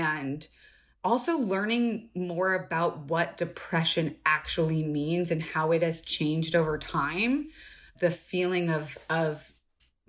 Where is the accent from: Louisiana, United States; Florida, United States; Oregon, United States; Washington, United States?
Florida, United States; now in Los Angeles, United States; I was born in LA, mm-hmm. but I left and grew up in Florida